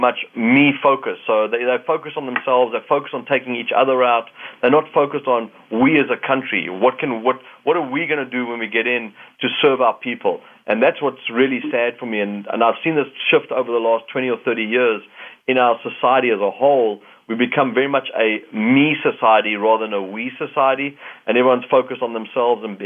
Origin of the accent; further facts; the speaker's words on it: South Africa; now in Canada; Being a South African that's now a Canadian